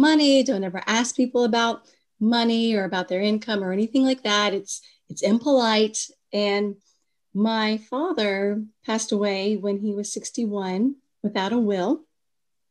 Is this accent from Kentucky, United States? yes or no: yes; Kentucky, United States; moved away as an adult; also born or lived in Washington, D.C.; when I moved back from Washington, D.C. to my home state of Kentucky